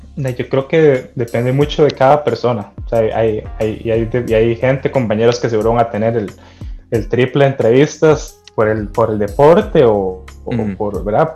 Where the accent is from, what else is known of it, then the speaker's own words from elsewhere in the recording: Costa Rica; soy un costarricense más